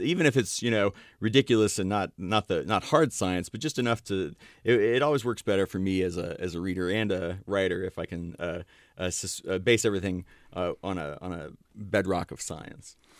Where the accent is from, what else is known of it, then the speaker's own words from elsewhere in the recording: Ashland, Ohio, United States; I grew up in Ashland, Ohio